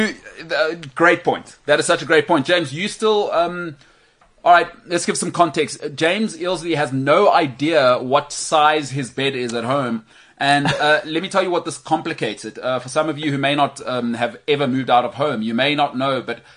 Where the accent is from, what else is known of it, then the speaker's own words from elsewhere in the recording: Bryanston, Gauteng, South Africa; I grew up in Bryanston